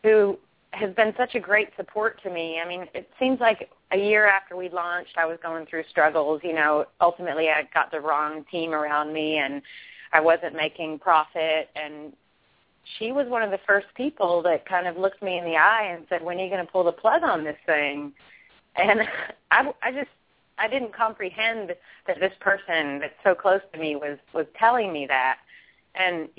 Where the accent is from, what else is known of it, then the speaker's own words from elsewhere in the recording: Kentucky, United States; I'm from Kentucky.